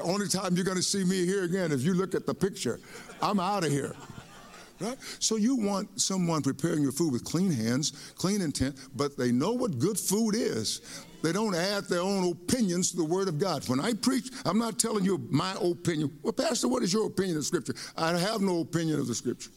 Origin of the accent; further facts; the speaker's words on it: East Texas, United States; I grew up in East Texas and with my mom and dad.